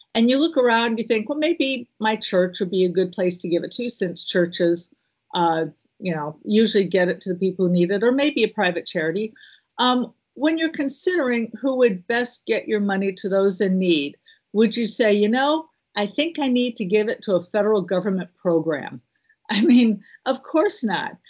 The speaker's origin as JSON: {"language": "English", "region": "Midwest", "country": "United States", "also_born_or_lived": "Illinois / the South", "moved": "yes", "lives_now": "Southern United States, United States", "said": "I'm a Midwest girl, but I have been in the South for over thirty years"}